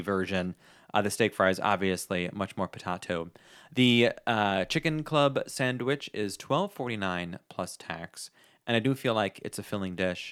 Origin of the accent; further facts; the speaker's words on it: New York, United States; moved away as an adult; I'm originally from New York